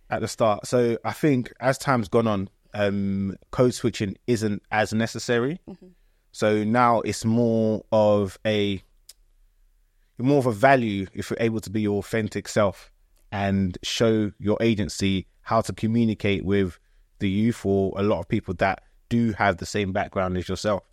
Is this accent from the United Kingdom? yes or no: yes; Croydon, London, United Kingdom; also born or lived in Ghana; I grew up in Croydon